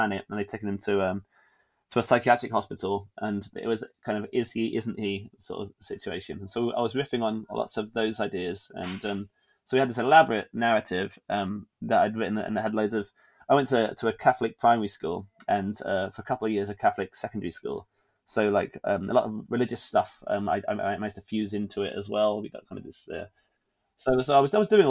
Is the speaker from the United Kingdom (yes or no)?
yes; England, United Kingdom; being an English person in a place that was unfamiliar